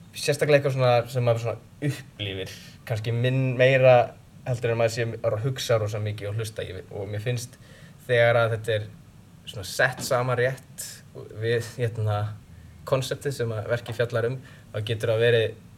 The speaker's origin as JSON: {"language": "Icelandic", "town": "Kópavogur", "region": "Capital Region", "country": "Iceland", "tie": "born or raised there", "also_born_or_lived": "Reyðarfjörður, Iceland / New York, United States / Connecticut, United States", "moved": "as an adult", "lives_now": "Princeton, United States", "said": "Ég er 28 ára úr Kópavæðinum reyndar fættist á reðafyrði en flutti í höfbrukarsvæði þegar ég var 6 ára"}